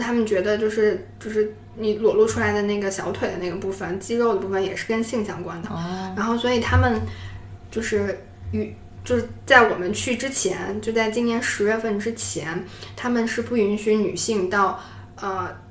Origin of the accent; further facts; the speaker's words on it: China; 我是从中国来的